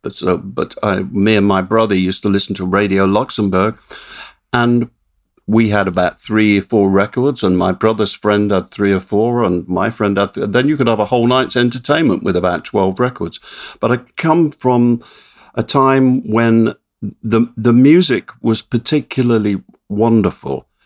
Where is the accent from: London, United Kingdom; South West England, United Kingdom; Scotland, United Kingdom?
South West England, United Kingdom; Swindon; my hometown of Swindon